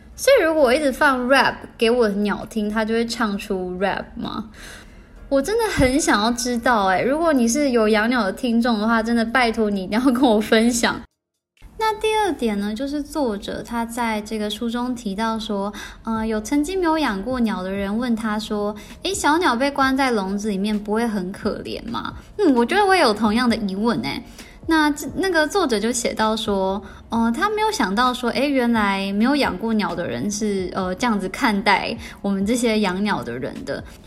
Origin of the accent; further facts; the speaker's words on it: Taiwan; 身为台湾人